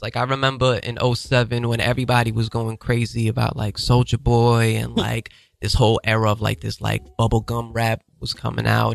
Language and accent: English; New York City, New York, United States; I'm from Harlem